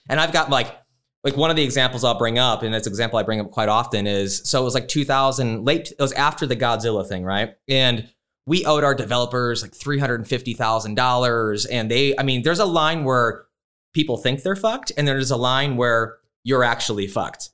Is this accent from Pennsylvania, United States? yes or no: no; Chicago, Illinois, United States; moved away as an adult; now in Phoenix, United States; I grew up in Chicago, but I moved here twenty years ago